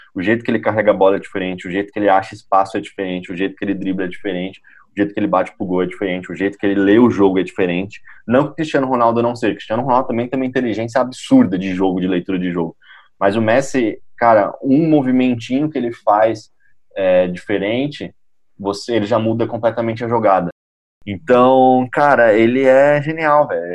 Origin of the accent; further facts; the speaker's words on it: Brazil; A gente, como brasileiro